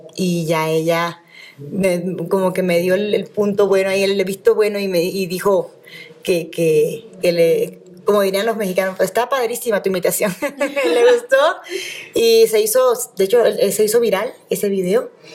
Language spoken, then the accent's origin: Spanish; Venezuela; yo soy venezolana